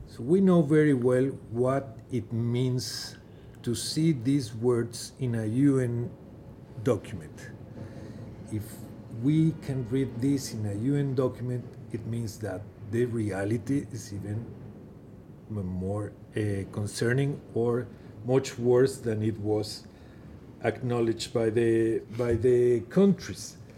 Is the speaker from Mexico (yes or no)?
yes; Mexico; moved away as an adult; also born or lived in Geneva / New York; in my home country, Mexico